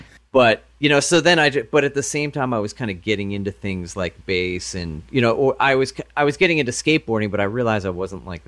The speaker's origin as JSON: {"language": "English", "region": "Pennsylvania", "country": "United States", "tie": "born or raised there", "said": "Pretty much Delco, just outside of Philadelphia."}